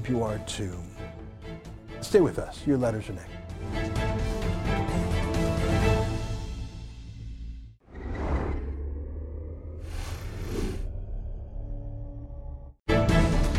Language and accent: English; Canada; I'm a Canadian, fourth generation Canadian